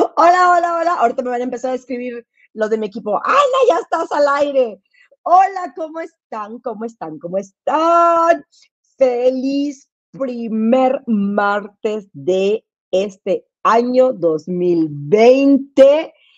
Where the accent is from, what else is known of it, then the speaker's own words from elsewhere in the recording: Monterrey, Nuevo León, Mexico; moved away; yo me crié en Monterrey